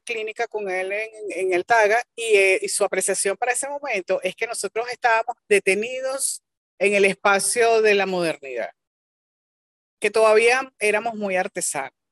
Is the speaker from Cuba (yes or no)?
no; Venezuela; me siento orgullosa por venezolana